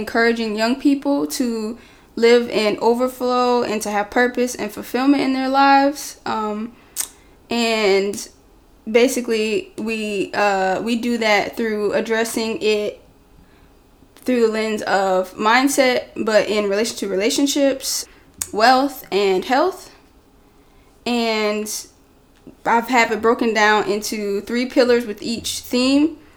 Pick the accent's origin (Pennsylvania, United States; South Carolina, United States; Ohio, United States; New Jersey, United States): South Carolina, United States; I'm from South Carolina.